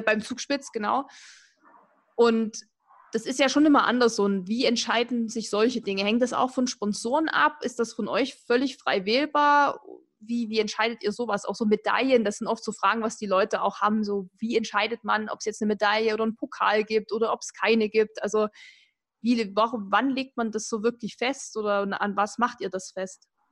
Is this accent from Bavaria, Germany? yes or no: no; Erzgebirge, Saxony, Germany; ich komme ja aus dem Erzgebirge